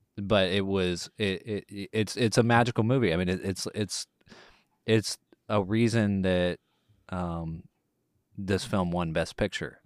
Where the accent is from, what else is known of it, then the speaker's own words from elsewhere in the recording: Longview, Texas, United States; now in Houston, United States; my hometown of Longview, Texas